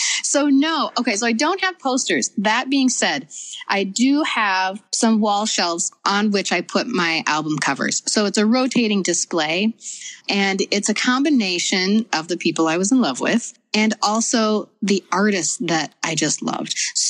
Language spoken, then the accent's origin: English; Minnesota, United States; I'm from Minnesota